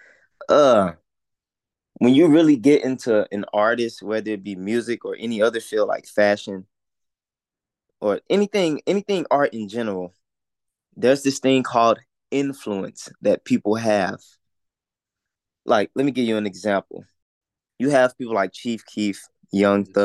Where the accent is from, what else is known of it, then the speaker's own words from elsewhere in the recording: Port Arthur, Texas, United States; I'm from Port Arthur, Texas